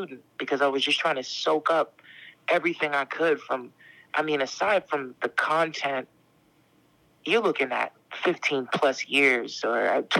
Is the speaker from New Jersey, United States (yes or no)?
yes; Camden, New Jersey, United States; also born or lived in Philadelphia; I'm from Philly, so, like, well, technically I'm from South Jersey. I'm from Camden, but being from Camden means you're also from Philly